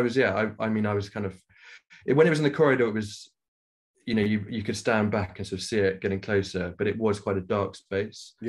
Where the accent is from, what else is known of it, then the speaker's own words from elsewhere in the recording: Nairobi, Kenya; now in London, United Kingdom; I grew up in Africa, and whereabouts? In Kenya.